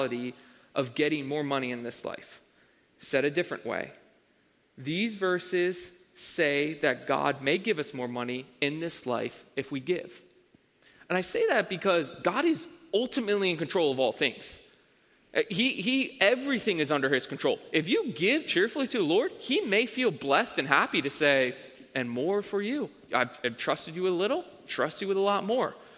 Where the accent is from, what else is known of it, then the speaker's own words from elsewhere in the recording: Avondale, Pennsylvania, United States; I grew up in Avondale, Pennsylvania